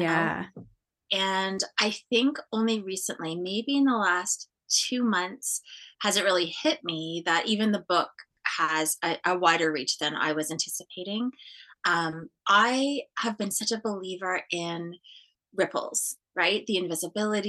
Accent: Cape Croker First Nation, Ontario, Canada; I'm from Cape Croker First Nation

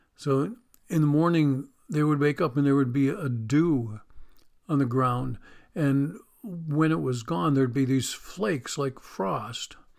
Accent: Western New York, United States; moved away; I grew up in Western New York, near the Pennsylvania border on Lake Erie.

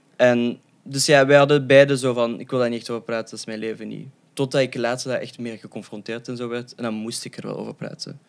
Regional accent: Leuven, Flanders, Belgium; also born or lived in Moscow, Russia; ik ben opgegroeid in Leuven en ik ben samen met mijn tweelingbroer geadopteerd

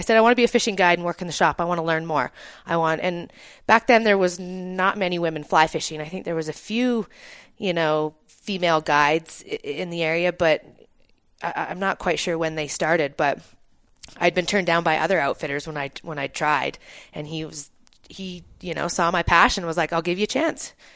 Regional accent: Kamloops, British Columbia, Canada; also born or lived in Texada Island, British Columbia; I was born in Kamloops, British Columbia, up in Canada, and I grew up, uh, the summer spending, um, with my family on Shuswap Lake, um, outside of Kamloops

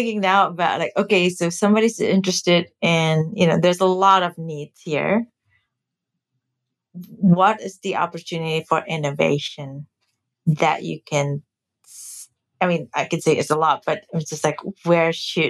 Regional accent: Indonesia; now in United States; I grew up in Indonesia where we take care of aging is the family take care of parents.

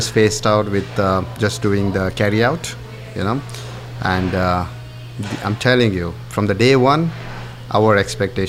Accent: Mumbai, Maharashtra, India; moved away as an adult; also born or lived in Gettysburg, United States; now in Bethesda, United States; I come from India, a city called Mumbai, and that is where I did my IHM, the hotel management

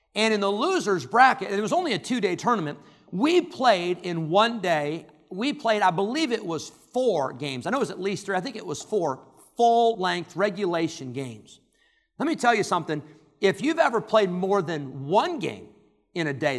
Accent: Rockford, Illinois, United States; I grew up in Rockford, Illinois

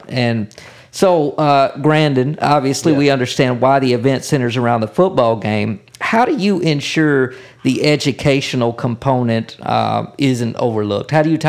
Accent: West Memphis, Arkansas, United States; And I was born in West Memphis, man.

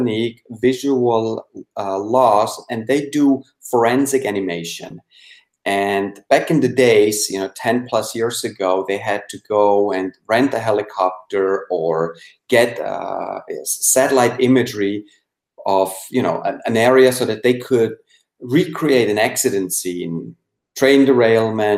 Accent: Switzerland; English is a second language; moved away as an adult; now in United States; I was born and raised in Switzerland, but I moved over to the United States in 97

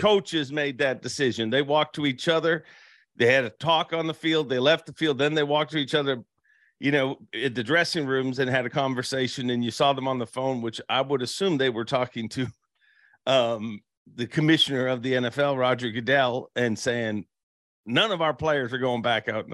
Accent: Canada; as a Canadian

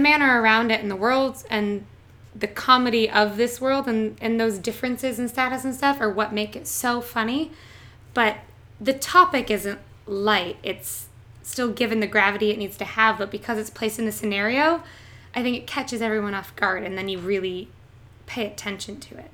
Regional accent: southern Ontario, Canada; moved away as an adult; also born or lived in Toronto; now in New York, United States; I am from a small city in southern Ontario. So I am Canadian

